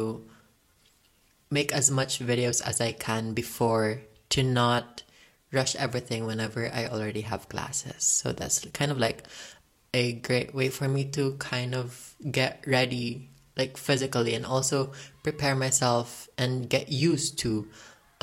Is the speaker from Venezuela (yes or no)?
no; Philippines; I am currently 18 years old and I am from the Philippines.